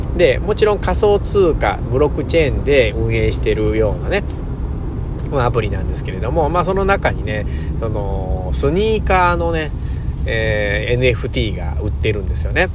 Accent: Japan; 自分のふるさとというか、自分の生まれ故郷ですから、生まれた国

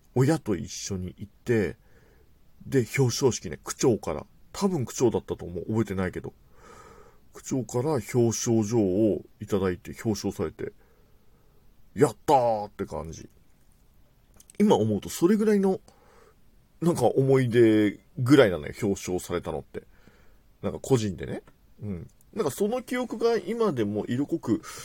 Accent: Tokyo, Japan; 僕自体は東京在住というか東京生まれ東京育ちなんですけれども

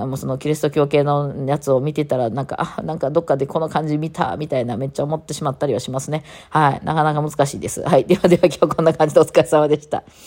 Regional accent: Japan; 日本にこう生まれ育ってると、無宗教

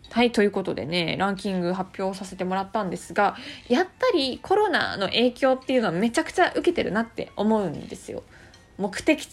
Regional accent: Fuchu, Tokyo, Japan; born or raised there

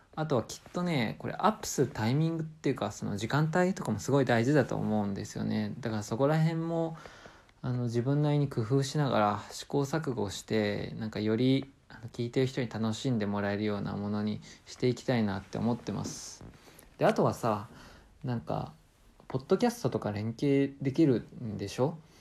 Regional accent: Japan; 今の地元に残るっていう選択をした

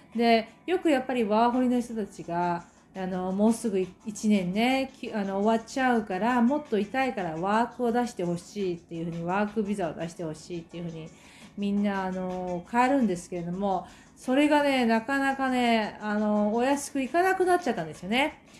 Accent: Japan; now in New Zealand

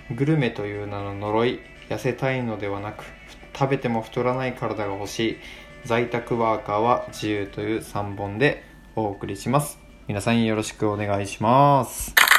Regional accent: Kochi, Japan; moved away as an adult; also born or lived in Tokyo; 僕は高知で生まれ育った

